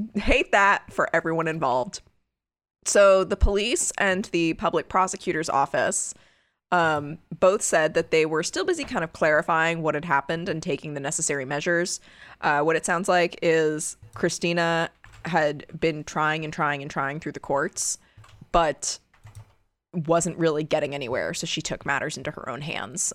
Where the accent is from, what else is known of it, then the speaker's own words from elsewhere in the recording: United States; as an American